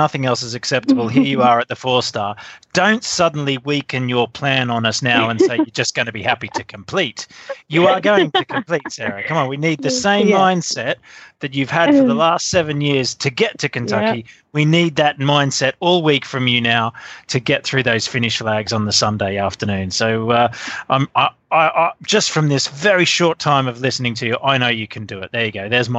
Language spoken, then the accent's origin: English; Australia; Sorry, you know, being Australian